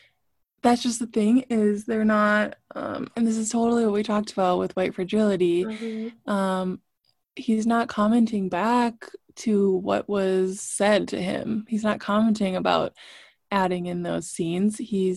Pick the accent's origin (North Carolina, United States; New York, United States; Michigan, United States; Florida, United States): New York, United States; Brooklyn; I grew up in Brooklyn. I walked to school with people of all shapes and sizes and colors